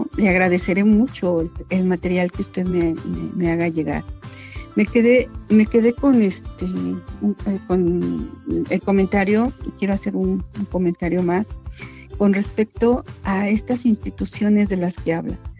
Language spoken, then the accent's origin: Spanish; San Antonio la Isla, State of Mexico, Mexico; mi pueblo materno, un pedacito de la entidad mexiquense, es uno de los municipios más pequeñitos del Estado de México